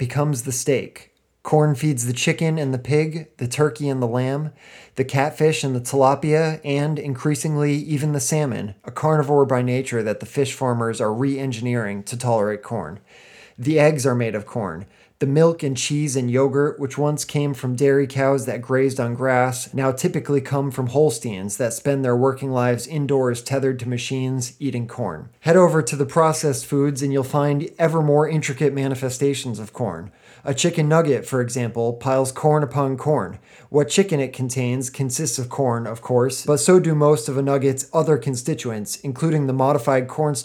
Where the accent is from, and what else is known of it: United States